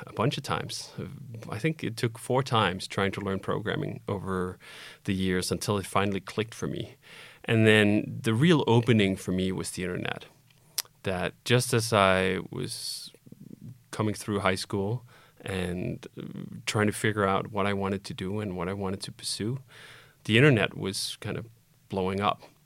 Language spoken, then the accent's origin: English; Copenhagen, Capital Region of Denmark, Denmark; moved away as an adult; I was born in Copenhagen, Denmark, and I lived there until I was twenty-five